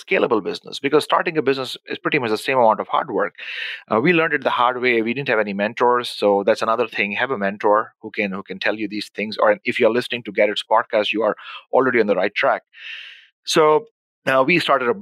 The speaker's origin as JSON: {"language": "English", "country": "Pakistan", "tie": "born or raised there", "also_born_or_lived": "Dubai / Abu Dhabi", "moved": "as an adult", "lives_now": "Winnipeg, Canada", "said": "born and raised in Pakistan"}